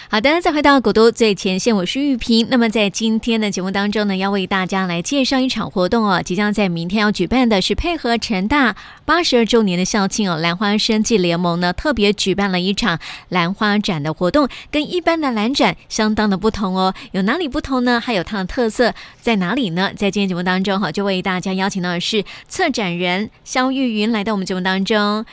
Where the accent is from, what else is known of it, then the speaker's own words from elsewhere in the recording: Taiwan; 我们台湾